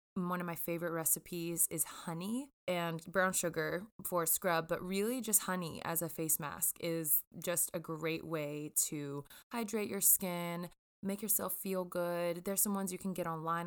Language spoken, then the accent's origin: English; Jackson, Mississippi, United States; I grew up in Jackson, Mississippi